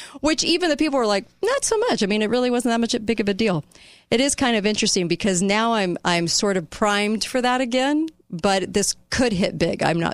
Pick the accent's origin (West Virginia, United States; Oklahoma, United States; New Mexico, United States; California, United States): California, United States; Newport Beach; I grew up on Newport Beach